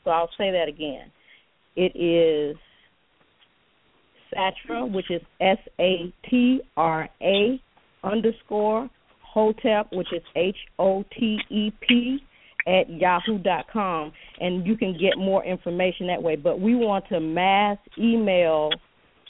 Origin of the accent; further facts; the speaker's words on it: Chicago, Illinois, United States; I grew up in Chicago, two blocks from the Final Call